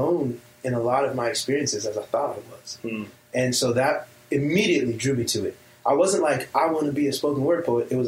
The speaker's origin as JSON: {"language": "English", "town": "Long Beach", "region": "California", "country": "United States", "tie": "born or raised there", "said": "born and raised in Long Beach, California, under the influence of hip-hop."}